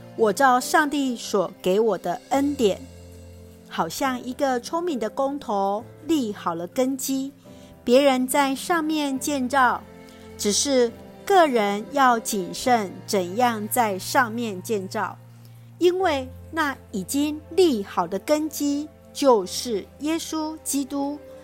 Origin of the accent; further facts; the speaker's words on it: Taiwan; 恩待我们所爱的国家， 台湾